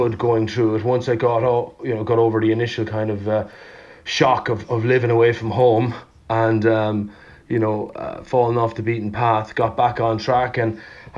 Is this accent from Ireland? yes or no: yes; Laois, Ireland; moved away; also born or lived in America; I was lucky enough to kind of grow up deep in the countryside in County Leash in Ireland